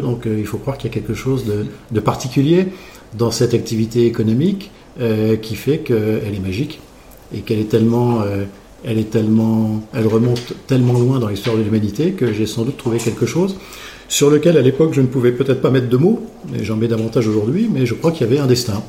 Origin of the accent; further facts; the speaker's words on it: Champagne, Grand Est, France; moved away as an adult; also born or lived in Paris / Rhône Valley; je suis né en Champagne